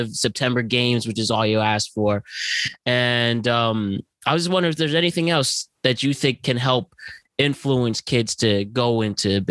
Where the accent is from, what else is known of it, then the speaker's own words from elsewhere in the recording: Norwalk, Connecticut, United States; growing up in Norwalk